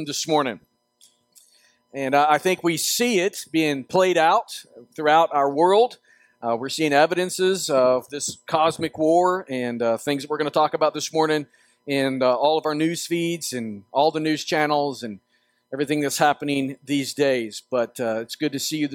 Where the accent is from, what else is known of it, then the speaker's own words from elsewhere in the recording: Northwest Arkansas, United States; I grew up in Arkansas, Northwest Arkansas